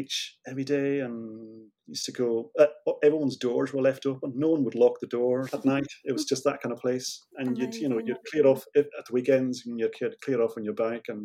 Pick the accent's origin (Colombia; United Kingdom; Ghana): United Kingdom; Isle of Lewis, Scotland; moved away as an adult; also born or lived in Aberdeen; I lived in Lewis until I was about 18, 19. And then I went to Aberdeen to study graphic design for 2 years